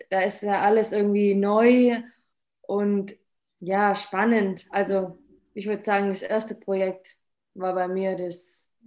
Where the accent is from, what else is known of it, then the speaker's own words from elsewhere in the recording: Böblingen, Baden-Württemberg, Germany; ich komme von Böblingen